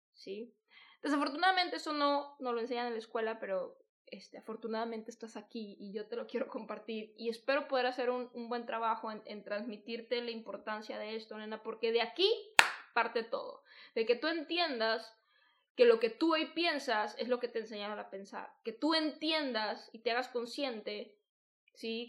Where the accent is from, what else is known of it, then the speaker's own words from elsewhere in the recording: Guadalajara, Jalisco, Mexico; yo soy de Guadalajara